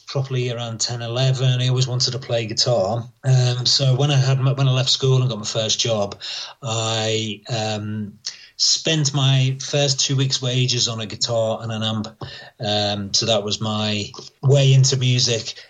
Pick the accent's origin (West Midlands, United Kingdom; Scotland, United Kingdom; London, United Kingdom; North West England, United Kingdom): North West England, United Kingdom; across the River Mersey from Liverpool; I grew up around Liverpool, um, just across the River Mersey from Liverpool.